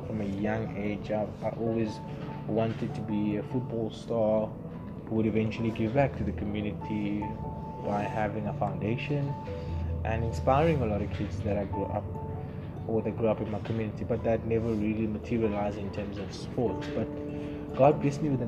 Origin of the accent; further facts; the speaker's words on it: Cape Town, Western Cape, South Africa; also born or lived in Philippi; I grew up in Philippi, bounced around between Philippi and Langa, but most of my years I spent in Langa.